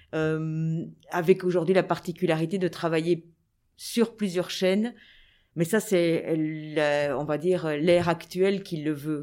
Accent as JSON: {"language": "French", "town": "Anderlecht", "region": "Brussels-Capital Region", "country": "Belgium", "tie": "born or raised there", "said": "j'ai grandi à Anderlecht j'étais à l'école je vivais à Anderlecht"}